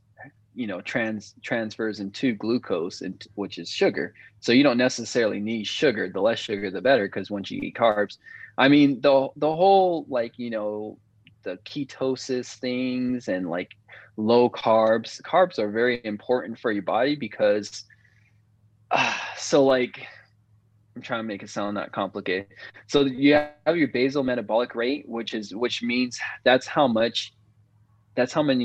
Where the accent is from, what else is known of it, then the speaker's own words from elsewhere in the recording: Vista, California, United States; also born or lived in Oceanside, California / San Diego, California; I'm from Oceanside, California, born and raised, and then moved to Vista.